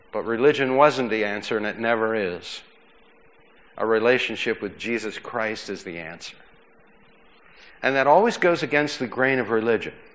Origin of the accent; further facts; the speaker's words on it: McKees Rocks, Pennsylvania, United States; when I was a kid growing up in McKees Rocks, my father worked on trains